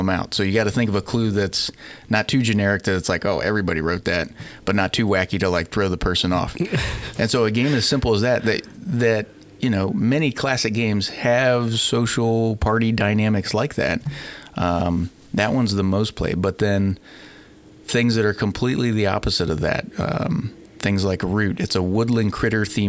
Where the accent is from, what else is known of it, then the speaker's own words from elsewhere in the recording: Wooster, Ohio, United States; moved away as an adult; also born or lived in Dayton, Ohio / Oxford, Ohio / Lexington, Kentucky; now in Cincinnati, United States; I'm from Worcester, Ohio